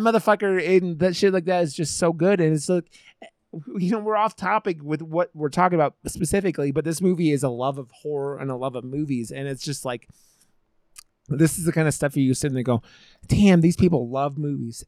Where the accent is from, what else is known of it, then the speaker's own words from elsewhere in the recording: United States; as an American filmmaker